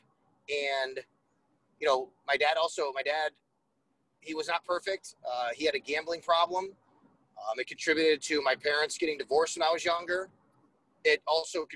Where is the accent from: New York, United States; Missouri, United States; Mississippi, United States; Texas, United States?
New York, United States; Buffalo; also born or lived in Syracuse; I grew up in Buffalo. I'm a Buffalo sports fan.